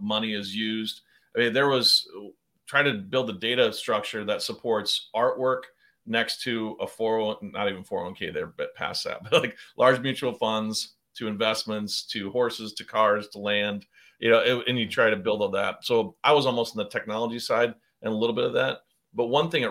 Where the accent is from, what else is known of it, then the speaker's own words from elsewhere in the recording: South Dakota, United States; moved away as an adult; also born or lived in Arizona / Chicago; I grew up in South Dakota